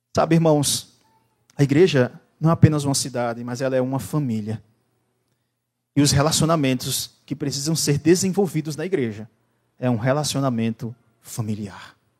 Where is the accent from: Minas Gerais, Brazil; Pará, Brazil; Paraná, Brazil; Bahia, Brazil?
Bahia, Brazil; eu sou de Bahia